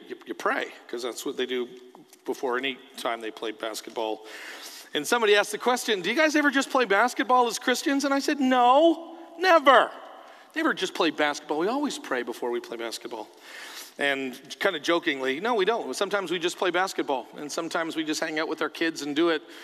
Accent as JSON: {"language": "English", "country": "Canada", "moved": "yes", "lives_now": "United States", "said": "I'm a Canadian, but I'm a Canadian who lives in America."}